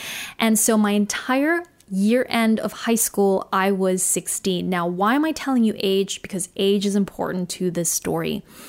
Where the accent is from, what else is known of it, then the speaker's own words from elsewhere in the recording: Singapore; born there; accent: Australian; yes, I was born in Singapore. Singapore is my home, but I didn't necessarily feel connected to that country or to the people there.